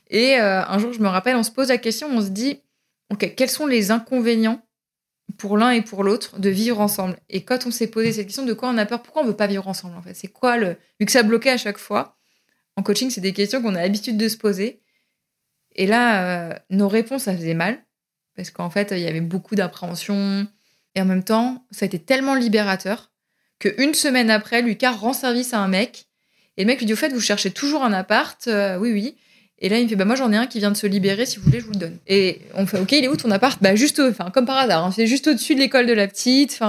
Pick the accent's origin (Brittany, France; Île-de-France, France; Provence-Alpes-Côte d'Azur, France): Île-de-France, France; Paris; Moi, je suis une parisienne dans l'âme.